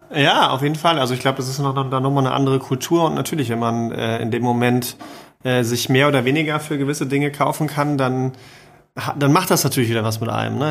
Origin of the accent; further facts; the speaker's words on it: Cologne, North Rhine-Westphalia, Germany; als Kölner